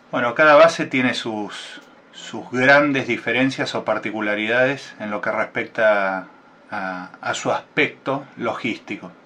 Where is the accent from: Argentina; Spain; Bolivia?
Argentina; Buenos Aires; yo soy nacido en la ciudad de Buenos Aires